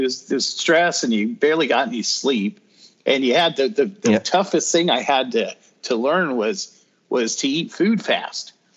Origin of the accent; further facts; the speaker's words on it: Greeley, Colorado, United States; moved away as an adult; also born or lived in Denver, Colorado; now in North Carolina, United States; raised in northern Colorado in a city called Greeley.